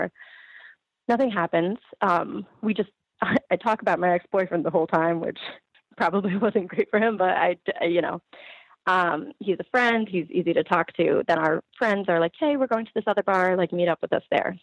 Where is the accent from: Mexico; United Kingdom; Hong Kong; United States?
United States; Ridgefield, Connecticut; now in Stamford, United States; I grew up in Ridgefield, um, but I live in Stamford